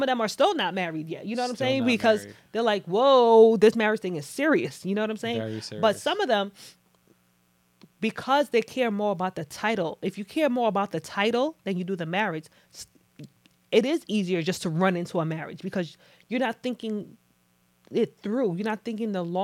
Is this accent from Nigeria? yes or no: yes; Nigeria; I'm Nigerian, but in Nigerian culture, like growing up